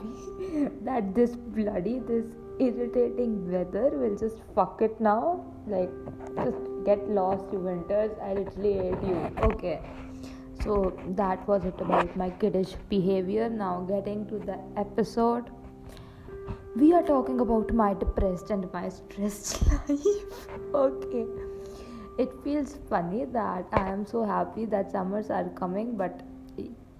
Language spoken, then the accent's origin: English; Ludhiana, Punjab, India; also born or lived in Chandigarh; I came to my hometown, that is Ludhiana